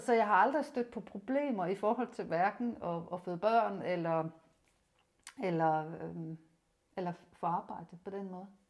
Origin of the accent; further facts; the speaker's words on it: Rønne, Capital Region of Denmark, Denmark; moved away as an adult; also born or lived in Odense; gymnasiet i Rønne. Jeg er Bornholmer